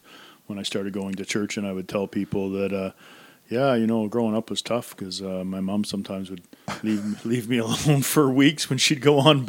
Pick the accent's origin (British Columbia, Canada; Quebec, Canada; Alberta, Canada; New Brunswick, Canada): New Brunswick, Canada; Centreville; also born or lived in Woodstock, New Brunswick; I grew up in Centerville and a small town of about 1,100 people.